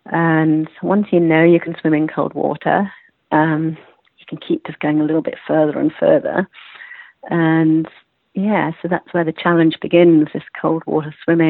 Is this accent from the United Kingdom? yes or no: yes; England, United Kingdom; accent: British; now in United States; Well, I am English, yes, but I've been over here for quite a long time.